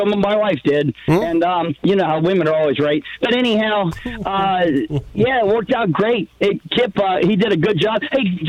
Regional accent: Northern Virginia, United States; also born or lived in Pittsburgh, Pennsylvania; I'm originally from Pittsburgh, Pennsylvania. We moved to North Virginia when I was two

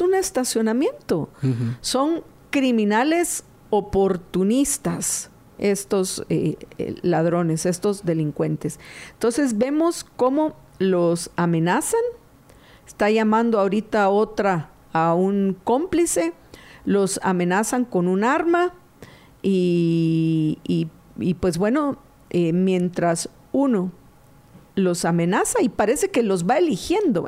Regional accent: Guatemala; como guatemaltecos

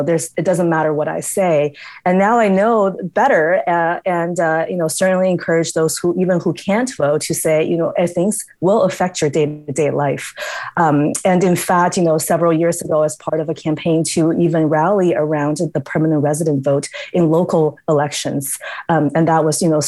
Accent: United States; moved away as an adult; also born or lived in New Mexico; now in Edmonton, Canada; growing up in the States

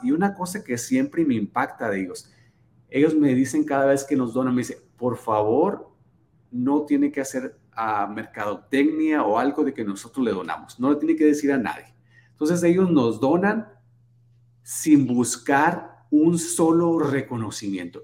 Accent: Hermosillo, Sonora, Mexico; also born or lived in San Luis Río Colorado, Sonora; now in Arizona, United States; mi familia es originaria de, San Luis Río, Colorado, en verdad, este, aunque yo nací en Hermosillo

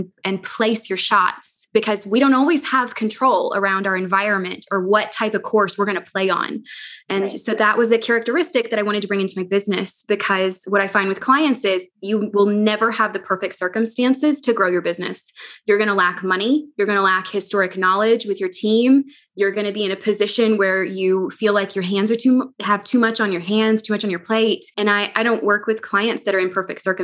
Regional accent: near Hot Springs, Arkansas, United States; I grew up down near Hot Springs

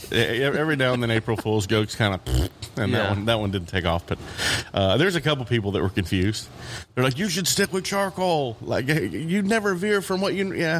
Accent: California, United States; also born or lived in Texas / Utah; now in Tulsa, United States; All over the place. Grew up quite a bit in California, some Texas, some Utah.

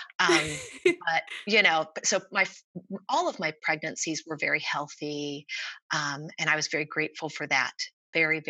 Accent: Springfield, Ohio, United States; moved away as an adult; now in Jefferson City area, Missouri, United States; I grew up in Ohio. I was born and raised there, and I came to Missouri in 1998

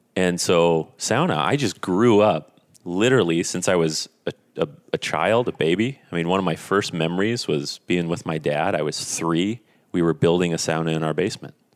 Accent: Esko, Minnesota, United States; growing up in Esco, Minnesota, small, small town in northern Minnesota

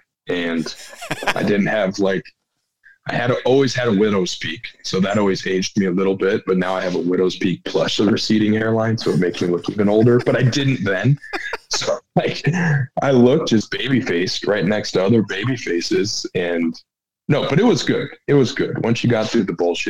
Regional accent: Sheldon, Iowa, United States; now in Omaha, United States; I'm from Sheldon, Iowa. So my individual training was working on the farm.

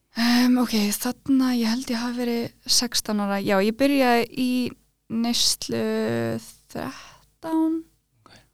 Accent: Iceland; also born or lived in Norway (uncertain, garbled birthplace); ég fættist í Nóri

